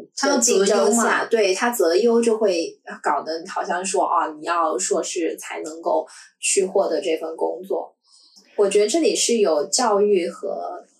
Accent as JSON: {"language": "Chinese", "town": "Shenzhen", "region": "Guangdong", "country": "China", "tie": "born or raised there", "said": "因为自己从小在深圳，然后就会觉得说深大超好。"}